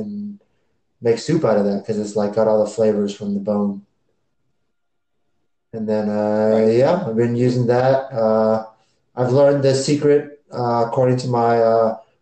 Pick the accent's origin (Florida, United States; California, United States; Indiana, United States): California, United States; San Francisco; moved away; we're from San Francisco, like it doesn't really get that much more Asian than that in America